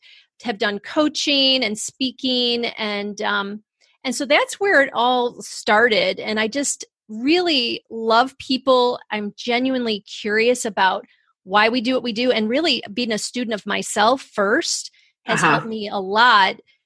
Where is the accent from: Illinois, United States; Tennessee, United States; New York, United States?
New York, United States; Rochester; I grew up in Rochester, New York, up near Canada in the snow and the cold